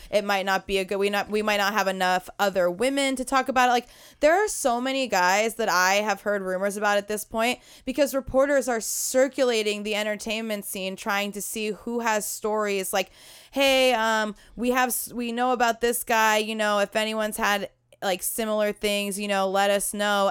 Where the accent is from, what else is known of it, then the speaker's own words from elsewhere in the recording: United States; we are American